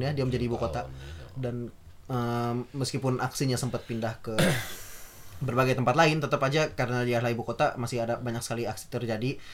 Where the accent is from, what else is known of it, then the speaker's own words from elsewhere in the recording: Java, Indonesia; orang Jawa ya maksudnya kami dari Jawa